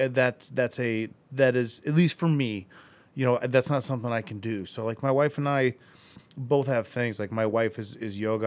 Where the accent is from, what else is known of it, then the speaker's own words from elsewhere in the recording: Akron, Ohio, United States; I grew up in Akron